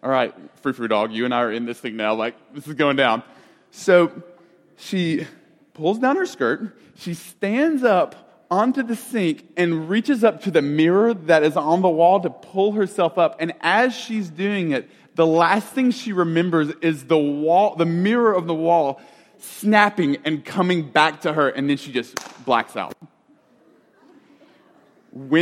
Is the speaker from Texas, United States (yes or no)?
no; Alabama, United States; I'm from Alabama